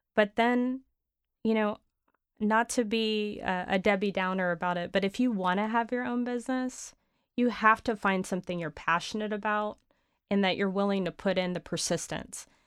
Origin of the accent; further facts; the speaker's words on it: San Antonio, Texas, United States; also born or lived in Dallas / London; growing up in San Antonio